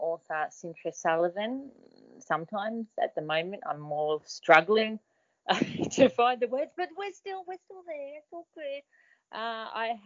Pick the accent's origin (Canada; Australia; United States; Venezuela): Australia; being an Australian